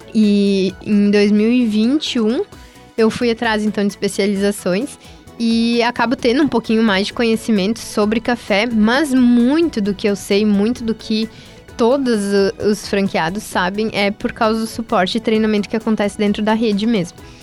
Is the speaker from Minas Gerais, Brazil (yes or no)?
no; Teutônia, Rio Grande do Sul, Brazil; moved away as an adult; now in Santa Maria, Brazil; eu sou de Teutônia e eu vim para Santa Maria para trazer o Quero Café para cá